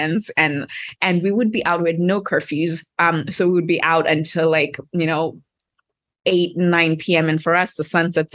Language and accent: English; Harare, Zimbabwe; moved away as an adult; also born or lived in Cape Town; I grew up in Harare, Zimbabwe